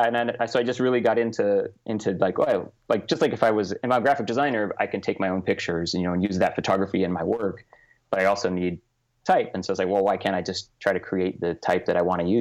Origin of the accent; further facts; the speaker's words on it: Southern California, United States; I grew up in Southern California